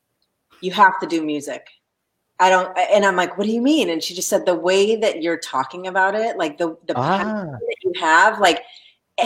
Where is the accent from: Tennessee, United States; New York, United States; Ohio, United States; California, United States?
California, United States; Los Angeles; I grew up in Los Angeles